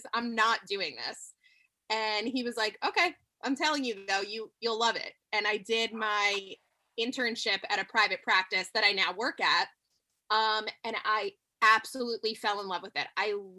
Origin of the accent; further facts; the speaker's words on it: New York, United States; I'm from New York.